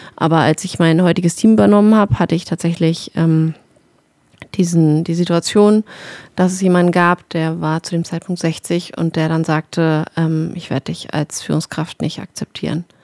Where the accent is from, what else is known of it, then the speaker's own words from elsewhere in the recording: Berlin, Germany; moved away as an adult; ich bin ja nach sieben Jahren oder Fuchs zurück in meine Heimat Berlin gezogen